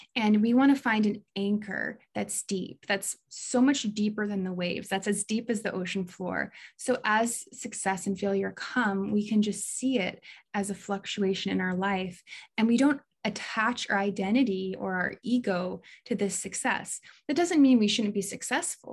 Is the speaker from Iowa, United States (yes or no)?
yes; Des Moines, Iowa, United States; moved away as an adult; also born or lived in Hawaii; I grew up in Des Moines, Iowa